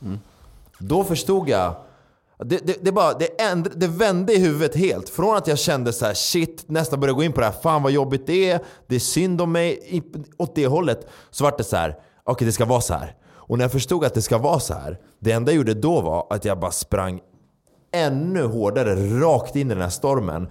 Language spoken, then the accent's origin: Swedish; Stockholm, Stockholm County, Sweden; jag uppvuxen i, i, i förorten, en förort i Stockholm